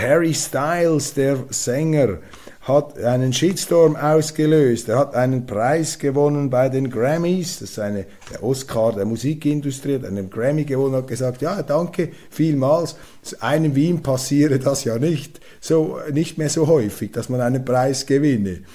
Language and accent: German; Switzerland; als Schweizer